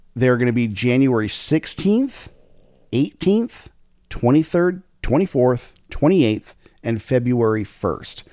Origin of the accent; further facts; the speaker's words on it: Lake Havasu City, Arizona, United States; moved away; also born or lived in Riverside, California; I was born in Lake Havasu City, Arizona, right down the street from the repurposed London Bridge